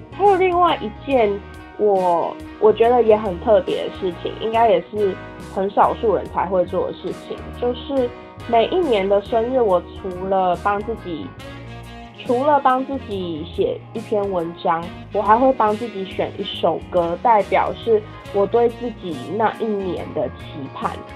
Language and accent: Chinese; Taiwan; now in Kaohsiung, Taiwan; 第一次不在台湾过圣诞节跟跨年。回来之后，很努力适应台湾的生活